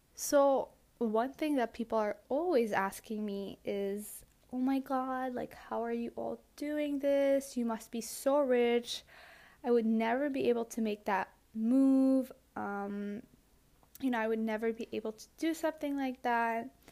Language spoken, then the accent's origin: English; Belgium; moved away as an adult; also born or lived in Tokyo, Japan / Barcelona, Spain; I grew up in Belgium